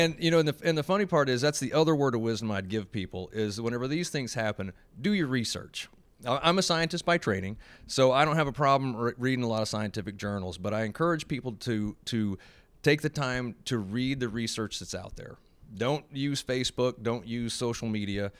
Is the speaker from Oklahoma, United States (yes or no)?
yes; Oklahoma, United States; I'm from Oklahoma